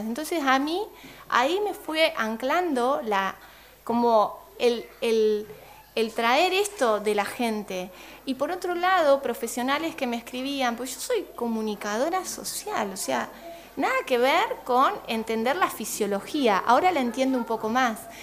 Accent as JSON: {"language": "Spanish", "country": "Argentina", "moved": "as an adult", "lives_now": "Uruguay", "said": "yo soy eh, argentina, licenciada en comunicación social"}